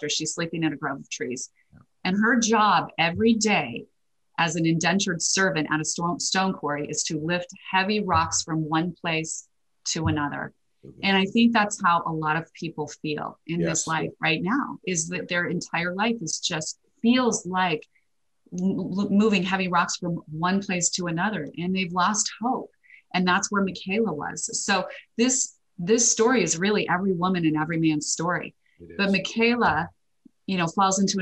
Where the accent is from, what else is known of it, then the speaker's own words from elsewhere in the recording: Idaho, United States; I'm a girl from Idaho, grew up with a lot of potatoes